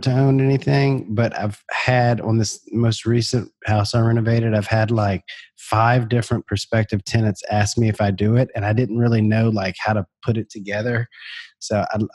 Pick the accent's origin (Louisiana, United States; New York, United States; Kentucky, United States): Louisiana, United States; Baton Rouge; born or raised there